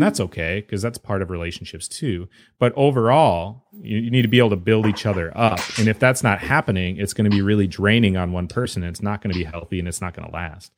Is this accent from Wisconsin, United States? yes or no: yes; Wisconsin, United States; I'm from Wisconsin